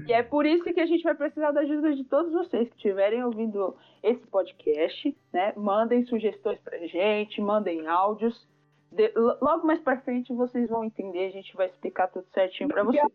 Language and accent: Portuguese; São Paulo, Brazil; sou nascida, criada na zona norte de São Paulo, aqui nas quebradas do Jardim Tremembé